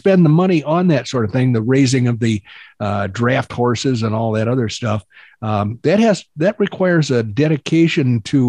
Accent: Wayne, Illinois, United States; I grew up in Wayne, Illinois, and I, in fact, have a house in Wayne, Illinois right now

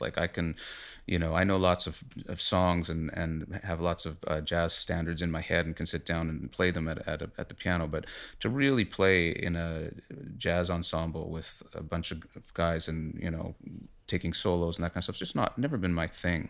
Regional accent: Winnipeg, Manitoba, Canada; moved away as an adult; also born or lived in Toronto; I am from Winnipeg originally. I came to Toronto when I was about twenty or so

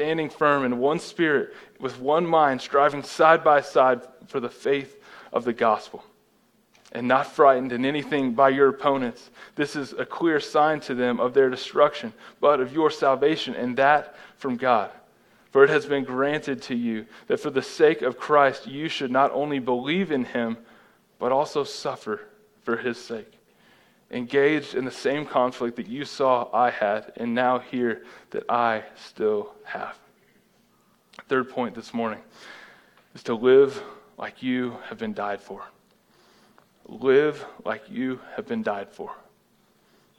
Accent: United States; I am an American.

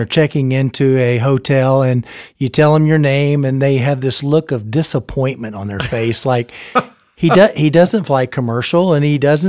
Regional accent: Florida, United States; also born or lived in Ethiopia / Taiwan; I tell people I think I'm from Florida, but there was 3 or 4 stints overseas. But I remember Ethiopia, and I remember Taiwan.

